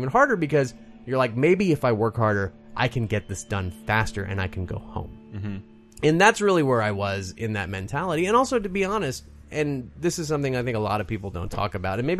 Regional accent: the South, United States; also born or lived in Berlin; I'm from the South. Food is a very, very big part of our upbringing.

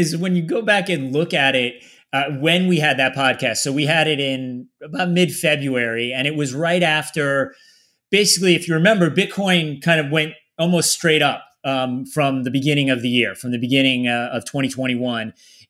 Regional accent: Meriden, Connecticut, United States; born there; I'm living now about a half hour south of where it's not exactly where I grew up. I was born in Meriden, which is right near there, but yeah, about a half hour south.

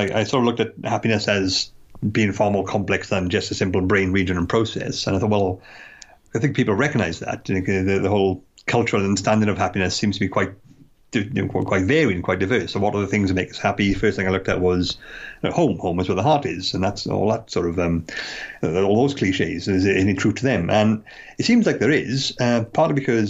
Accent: United Kingdom; a UK resident who lived here all my life and has never lived in London

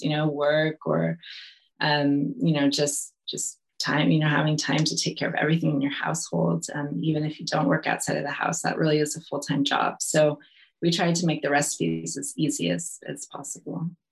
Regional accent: California, United States; moved away as an adult; also born or lived in Italy; I'm from California

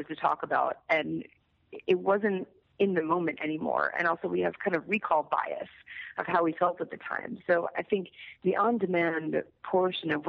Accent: New York City, New York, United States; I'm from New York City

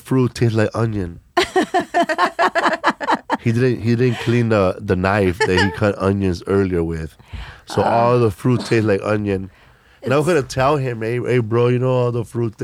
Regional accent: Los Angeles, California, United States; I grew up in Boyle Heights. It's in California. It's in East

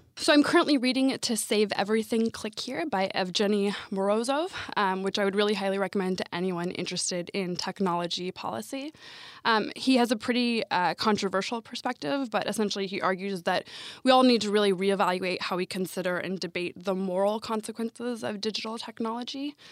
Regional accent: Sacramento, California, United States; also born or lived in Washington, D.C.; I'm actually from Washington, D.C. originally, um, but I moved to Sacramento, California when I was a small child

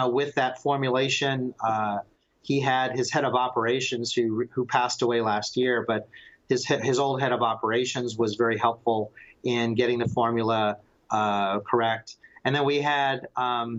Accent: Palm Springs, California, United States; I grew up in Palm Springs, California. My family moved there from New York in 1965, and I was born a couple years later.

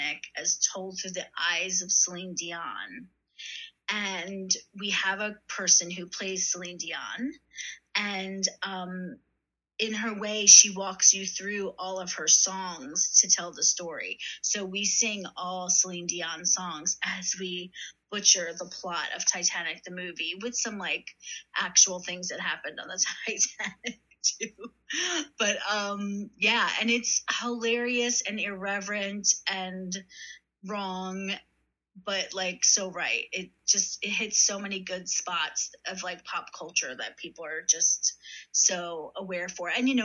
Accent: Philadelphia, Pennsylvania, United States; moved away; I'm originally from Philadelphia, and when my parents retired, they went down the shore, hon. That's what we say

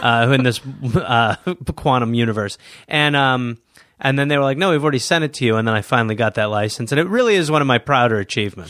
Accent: Milwaukee, Wisconsin, United States; moved away; I was born in Milwaukee, Wisconsin, raised by the English people

